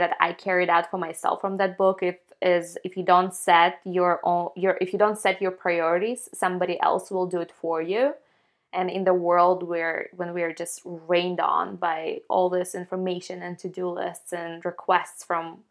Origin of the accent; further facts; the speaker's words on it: Ukraine; now in Atlanta, United States; I'm from Ukraine